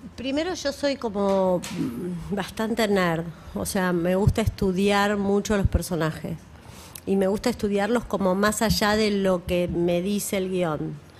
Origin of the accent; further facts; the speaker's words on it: Argentina; somos argentinos